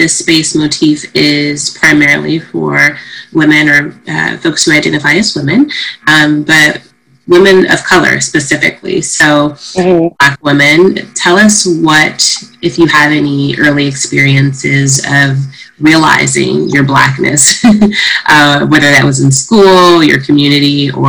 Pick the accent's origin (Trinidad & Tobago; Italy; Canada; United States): United States; Midwest; I grew up in the Midwest as well